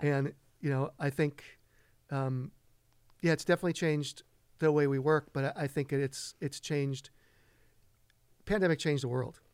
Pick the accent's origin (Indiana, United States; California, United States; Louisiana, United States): California, United States; Redondo Beach; moved away as an adult; also born or lived in Los Angeles; now in East Hampton, United States; born and raised in Los Angeles. Grew up most of my life in Redondo Beach